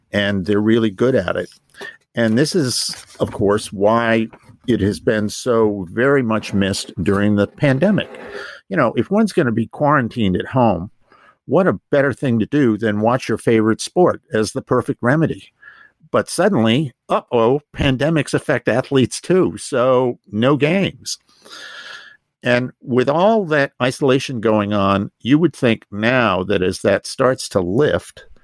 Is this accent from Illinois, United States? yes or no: no; Massachusetts, United States; I grew up in Massachusetts, I was a Red Sox fan.